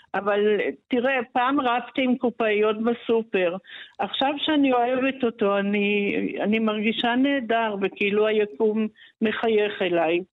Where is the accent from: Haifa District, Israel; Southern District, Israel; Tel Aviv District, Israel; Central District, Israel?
Haifa District, Israel; Haifa; also born or lived in Paris; אני ילידת חיפה ב-1957